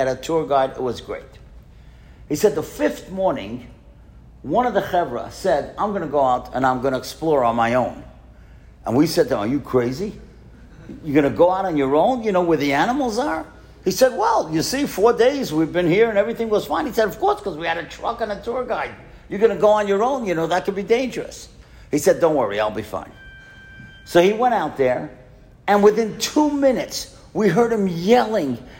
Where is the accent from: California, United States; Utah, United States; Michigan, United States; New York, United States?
New York, United States; New York City; we grew up in Kew Gardens together.